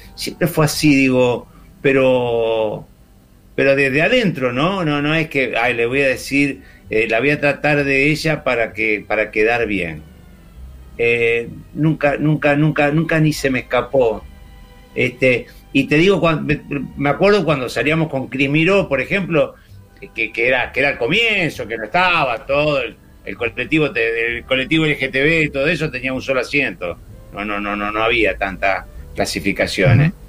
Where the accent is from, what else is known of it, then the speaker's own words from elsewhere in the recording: Santa Fe, Argentina; tengo 64 años, soy de Santa Fe, estoy criado en una generación